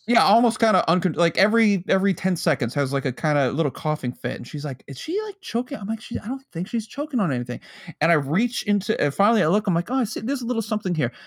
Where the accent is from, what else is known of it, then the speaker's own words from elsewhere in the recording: United States; growing up near New York City